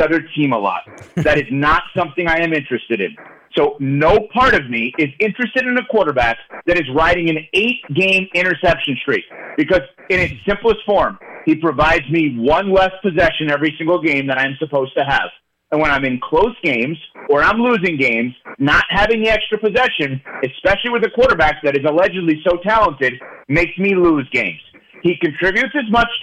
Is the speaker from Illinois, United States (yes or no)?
no; New York, United States; as a New Yorker